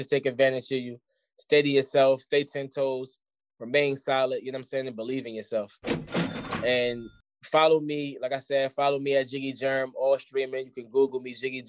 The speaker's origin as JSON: {"language": "English", "town": "Jersey City", "region": "New Jersey", "country": "United States", "moved": "yes", "said": "I'm from the hill. I'm from Clinton Carteret. You know what I'm saying? That's the block I'm from."}